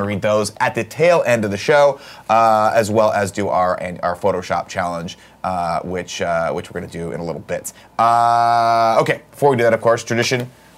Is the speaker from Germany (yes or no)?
no; Mexico; Up in, yeah, growing up in Mexico, I saw a bunch of foreign films. The Godfather, Jaws.